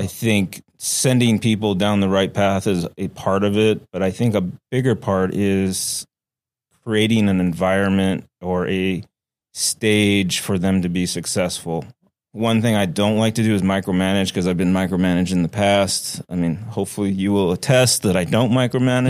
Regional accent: Oregon, United States; moved away as an adult; also born or lived in Flagstaff, Arizona; now in Seattle, United States; I had always wanted to come back to the Pacific Northwest 'cause I grew up in Oregon.

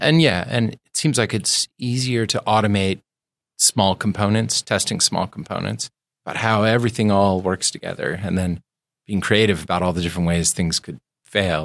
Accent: East Coast, United States; now in Seattle, United States; I grew up on the East Coast

